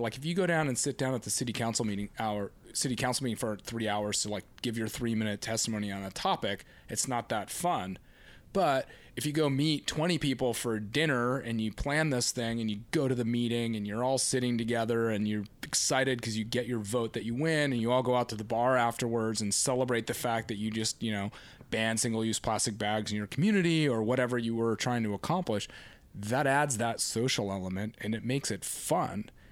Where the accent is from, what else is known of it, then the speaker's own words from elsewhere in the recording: Laguna Beach, California, United States; I grew up here on Laguna Beach, relati-, you know, an hour south of Los Angeles